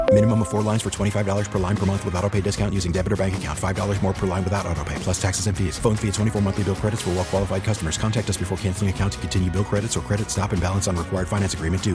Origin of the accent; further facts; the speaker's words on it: Richmond, Virginia, United States; my town anymore, my hometown